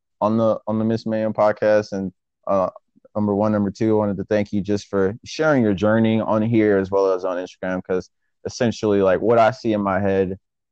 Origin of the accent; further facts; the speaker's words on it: Michigan, United States; I'm from Michigan, and coming from Michigan